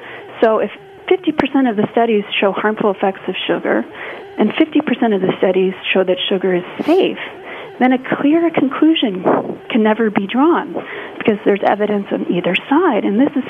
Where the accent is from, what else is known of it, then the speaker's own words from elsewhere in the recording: Colorado, United States; my home state of Colorado